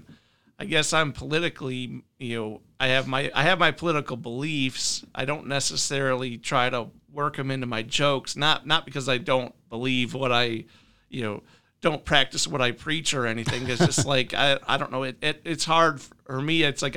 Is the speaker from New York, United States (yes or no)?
no; Mason, Michigan, United States; also born or lived in Illinois / Kalamazoo; now in Lansing, United States; I live in Lansing now. I grew up in Mason.